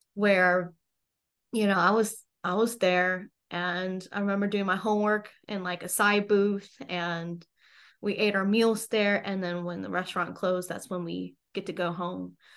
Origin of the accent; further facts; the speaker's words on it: United States; I was born actually in the States